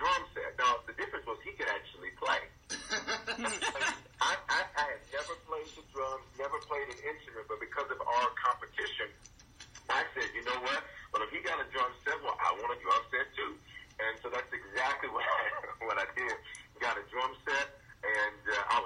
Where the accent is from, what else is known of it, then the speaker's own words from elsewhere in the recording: Memphis, Tennessee, United States; also born or lived in Denver; I was born in Denver, but raised in Memphis. And the inner city of Memphis, South Memphis